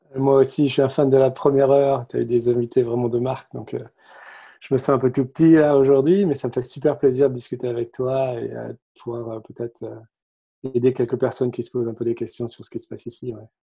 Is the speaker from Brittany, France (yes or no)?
yes; Saint-Brieuc, Brittany, France; moved away as an adult; also born or lived in Cupertino, California; now in Silicon Valley, United States; je suis breton d'origine. Je grandis à Saint-Brieuc, Côte-du-Nord à l'époque